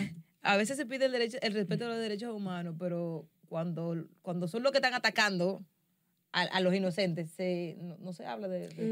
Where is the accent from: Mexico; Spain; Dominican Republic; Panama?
Dominican Republic